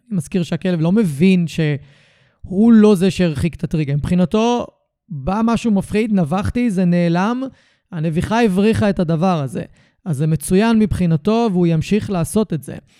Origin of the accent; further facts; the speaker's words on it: Tel Aviv – Ramat Gan area, Tel Aviv District, Israel; נולדתי וגדלתי רוב חיי באזור תל אביב רמת גן